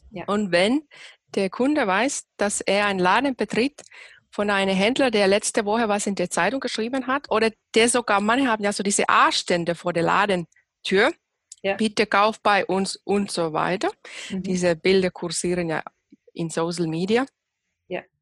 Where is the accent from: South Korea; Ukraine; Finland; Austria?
Finland; now in Germany; ursprünglich aus Finnland, wohne seit elf Jahren hier in Deutschland